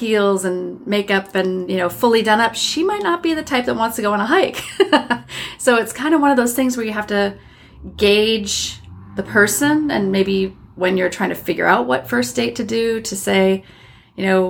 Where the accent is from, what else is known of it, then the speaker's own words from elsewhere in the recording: Iowa, United States; moved away as an adult; also born or lived in Minnesota / Wisconsin / New York City / Germany; now in California, United States; I grew up in the Midwest, Minnesota-born, Iowa-bred